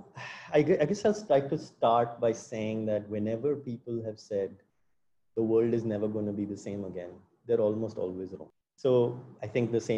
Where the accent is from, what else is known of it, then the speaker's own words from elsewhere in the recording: India; as an Indian